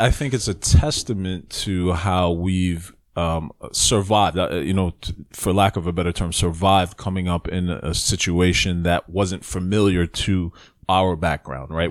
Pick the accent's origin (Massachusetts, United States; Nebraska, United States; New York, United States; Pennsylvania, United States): New York, United States; New York City; moved away; I was born in the Bronx, and I spent the first part of my childhood in the Bronx.